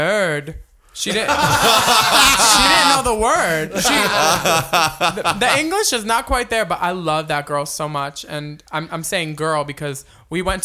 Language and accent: English; Philadelphia, Pennsylvania, United States; I was raised on it in Philly.